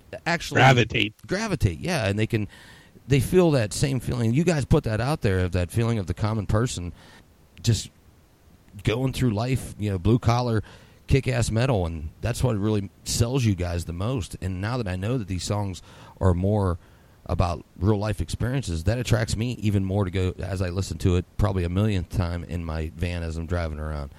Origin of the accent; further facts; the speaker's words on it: Katanning, Pennsylvania, United States; now in Lisbon, United States; I was originally from Katanning, kind of like Fenelton, in between Katanning and Butler. But Katanning, I call it. You know, I'm always going to be a K-Town guy. But right now, I'm in Lisbon, Ohio, which ain't too far from Elwood City.